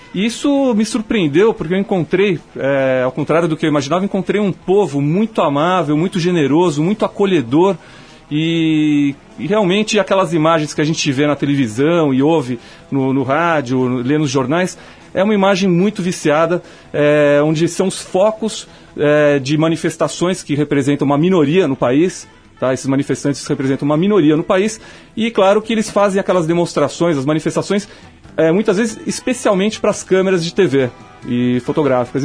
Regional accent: Brazil; also born or lived in Alaska, United States

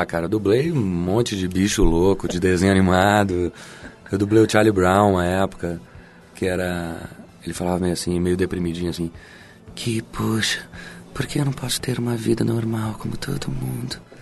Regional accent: São Paulo, Brazil; also born or lived in Passos, Minas Gerais; now in Rio de Janeiro, Brazil; eu nasci em Minas, mas eu fui criado em São Paulo

